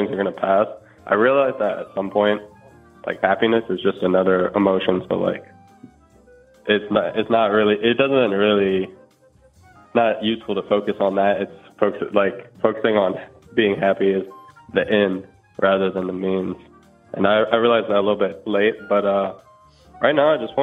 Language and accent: English; Houston, Texas, United States; moved away as an adult; also born or lived in Baton Rouge, Louisiana; now in Indiana, United States; I was born in Baton Rouge. Lived there for like 7 years, and then I moved to Houston.